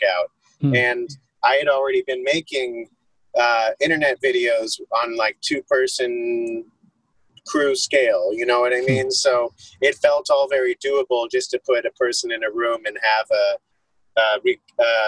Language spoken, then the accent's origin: English; Arizona, United States; I grew up in Arizona in the suburbs